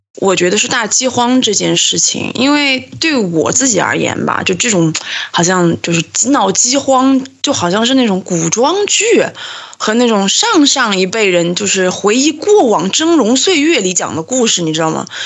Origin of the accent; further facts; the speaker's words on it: southern China, China; 我们是南方人嘛，所以南方怎么说也是鱼米之乡